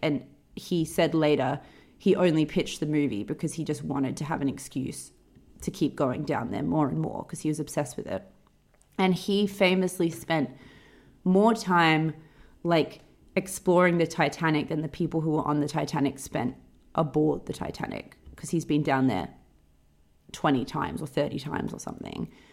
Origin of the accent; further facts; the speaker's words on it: Perth, Western Australia, Australia; moved away; when I think about growing up in Perth, we we would go to the beach after school